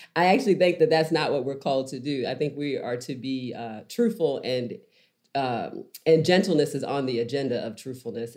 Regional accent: Baltimore, Maryland, United States; moved away; also born or lived in Nashville; I grew up in Baltimore

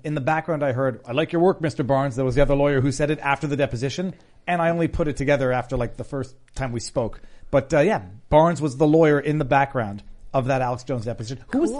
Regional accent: Canada; I'm Canadian

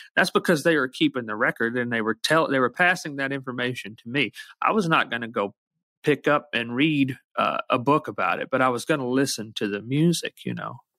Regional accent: Muscle Shoals, Alabama, United States; growing up in Alabama the way I did

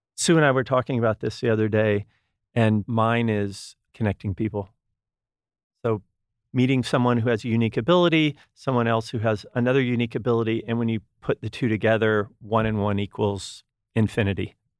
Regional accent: Texas, United States; now in California, United States; I'm originally from Texas

